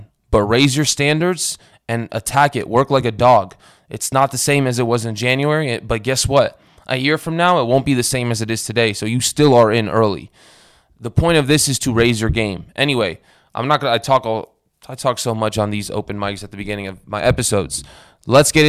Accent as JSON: {"language": "English", "country": "Romania", "tie": "born or raised there", "moved": "yes", "lives_now": "United States", "said": "I was born in Romania. I'm Eastern European too. I immigrated here to the States when I was younger"}